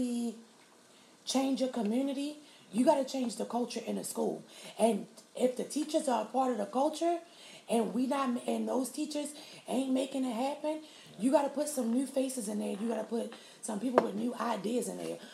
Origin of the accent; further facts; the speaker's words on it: Baltimore, Maryland, United States; growing up in Baltimore City